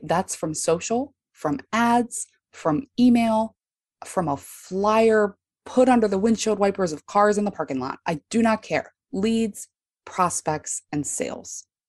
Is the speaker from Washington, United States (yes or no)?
no; Baltimore, Maryland, United States; I'm from Baltimore, Maryland